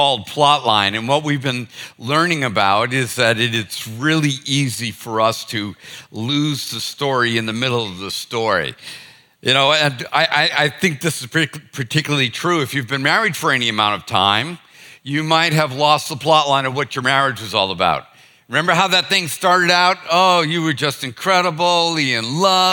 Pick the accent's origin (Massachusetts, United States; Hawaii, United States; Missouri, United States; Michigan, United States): Massachusetts, United States; Boston; now in Charleston, United States; I'm from Boston